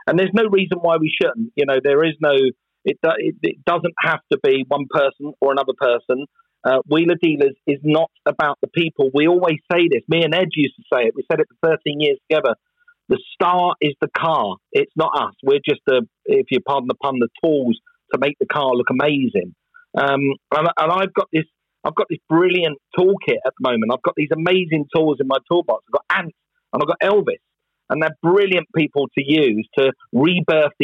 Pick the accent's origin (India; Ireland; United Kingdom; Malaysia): United Kingdom; England; moved away as an adult; also born or lived in Los Angeles, United States; I'm an Englishman. I live in England and I still pay my taxes in England. My family is still there. My home is still there.